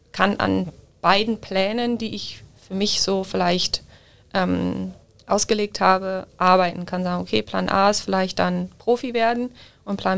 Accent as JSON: {"language": "German", "town": "Düsseldorf", "region": "North Rhine-Westphalia", "country": "Germany", "lives_now": "Munich, Germany", "said": "Also ich bin ja eigentlich aus Düsseldorf"}